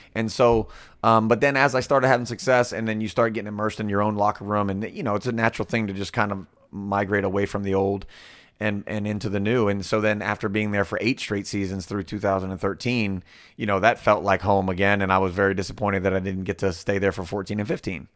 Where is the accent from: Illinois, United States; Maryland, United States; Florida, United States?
Florida, United States; also born or lived in Villa Hills, Kentucky; I'm back and forth between that and my hometown in Florida